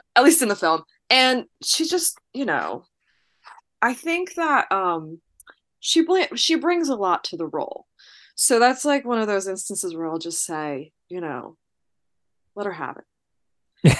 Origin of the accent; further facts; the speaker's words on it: New Jersey, United States; I'm from New Jersey